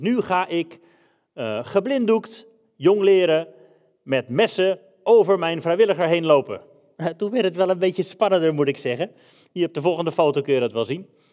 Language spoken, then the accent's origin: Dutch; Netherlands; moved away as an adult; also born or lived in England / Denmark; we zijn Hollanders